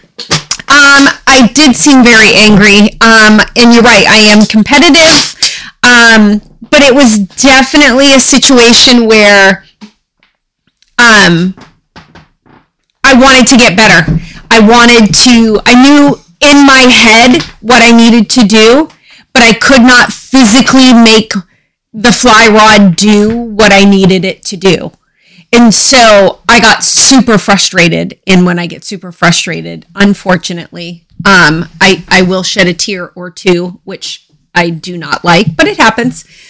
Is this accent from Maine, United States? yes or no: yes; Dexter, Maine, United States; I was uh, born and raised in Dexter, Maine